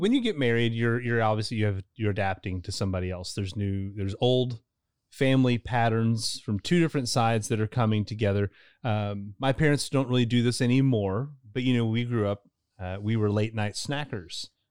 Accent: Louisville, Kentucky, United States; I'm from Louisville originally

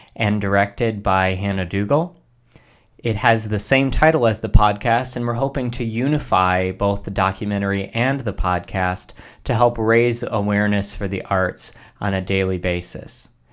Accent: Ohio, United States; my home state of Ohio. Here in Ohio

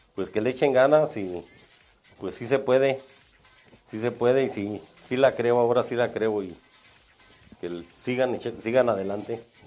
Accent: Salvatierra, Guanajuato, Mexico; moved away as an adult; now in Celaya, Mexico; yo vengo de Salvatierra, Guanajuato, y me vine para Celaya a buscar un mejor vivir

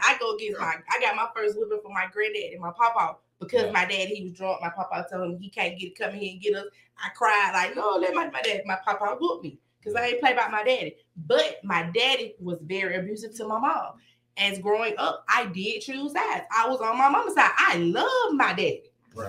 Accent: Decatur, United States; I'm from Decatur.

